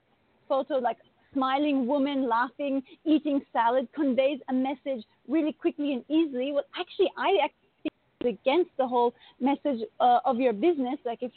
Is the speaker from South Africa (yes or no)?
no; India; also born or lived in Asia; now in Bali, Indonesia; I grew up in India and Asia, and I'm currently living in Indonesia in Bali.